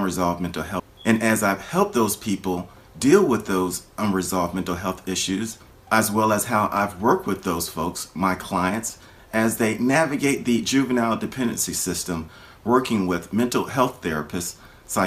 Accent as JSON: {"language": "English", "region": "Florida", "country": "United States", "tie": "born or raised there", "said": "my home state of Florida"}